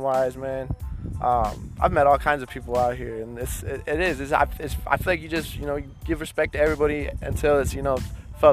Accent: Ohio, United States; moved away as an adult; now in Los Angeles, United States; I'm from Ohio originally

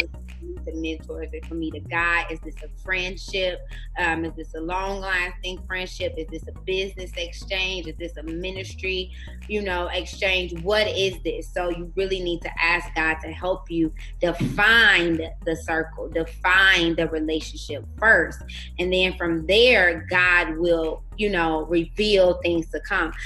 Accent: Chicago, Illinois, United States; moved away as an adult; now in Arizona, United States; I'm originally from Chicago, Illinois we uh, relocated to Arizona six years ago

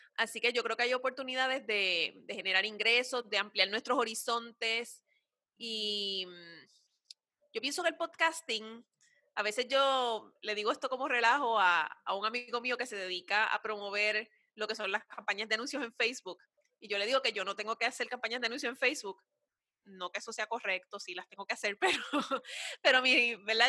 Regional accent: Puerto Rico; nosotras, como puertorriqueñas

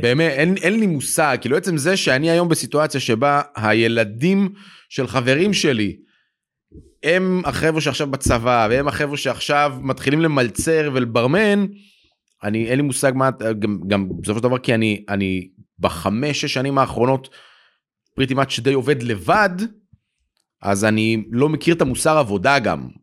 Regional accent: Jerusalem, Jerusalem District, Israel; now in Tel Aviv, Israel; אני במקור ירושלמי

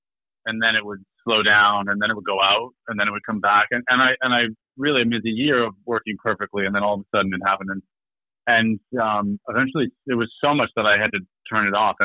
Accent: Michigan, United States; moved away as an adult; now in Maine, United States; I'm from Michigan.

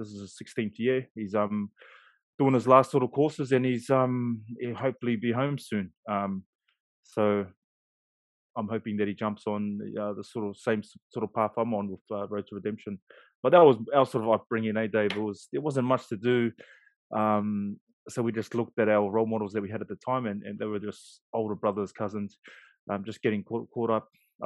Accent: Auckland, New Zealand; moved away as an adult; also born or lived in Sydney, Australia; now in Christchurch, New Zealand; So I grew up East Auckland, GI boy, Glen Innes.

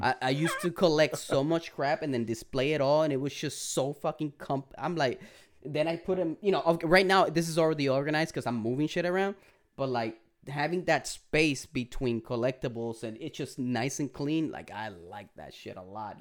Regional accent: Puerto Rico; accent: Puerto Rican; my Puerto Rican accent.

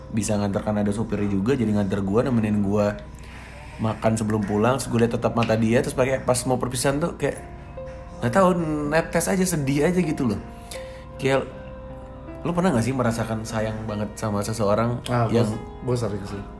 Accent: Jakarta, Indonesia; susah banget dari awal yang gak suka sama gue karena cuma karena gue orang Jakarta doang.

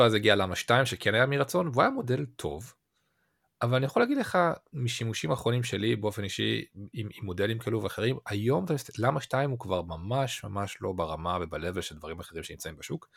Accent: Israel; בתור ישראלים

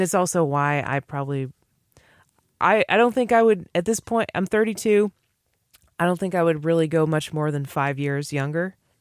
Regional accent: New England, Massachusetts, United States; I grew up in New England, which is supposedly the most atheist, liberal Massachusetts, you know, coast, East Coast

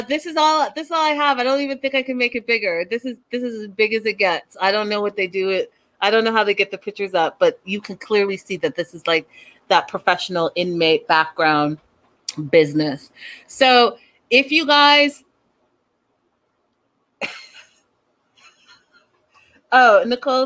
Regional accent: Canada; I have African parents, and I'm from Canada

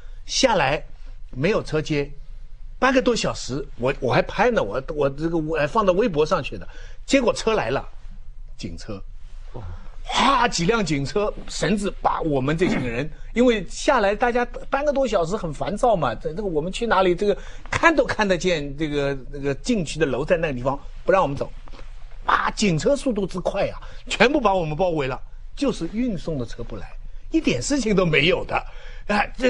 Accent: Taizhou, Zhejiang, China; 那我家乡台州

